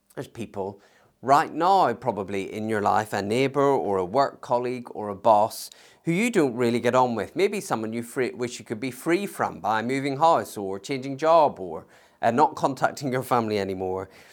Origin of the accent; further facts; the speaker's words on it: United Kingdom; we have as British citizens